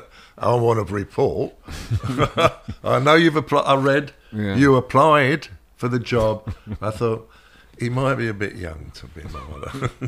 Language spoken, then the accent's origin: English; Shepherd's Bush, London, United Kingdom; Well, I did grow up just up from the Shepherd's Bush roundabout. That was the first 7 years of my life.